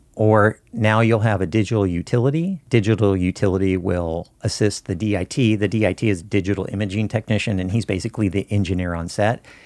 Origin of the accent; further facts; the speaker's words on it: Southern Oregon, United States; also born or lived in Burbank, California; born in Burbank and grew up in Southern Oregon